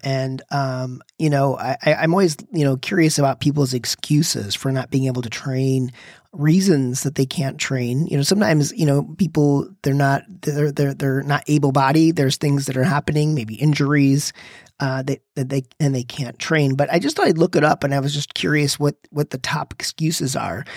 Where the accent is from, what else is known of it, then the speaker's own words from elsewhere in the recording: Michigan, United States; I'm from Michigan where it's very cold and we used to start the car in the morning